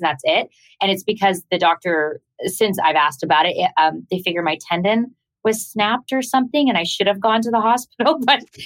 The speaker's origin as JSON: {"language": "English", "country": "Canada", "said": "I'm Canadian."}